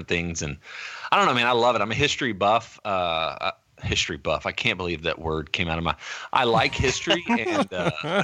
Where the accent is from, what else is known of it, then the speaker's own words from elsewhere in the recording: Oklahoma City, Oklahoma, United States; I'm born and raised in Oklahoma City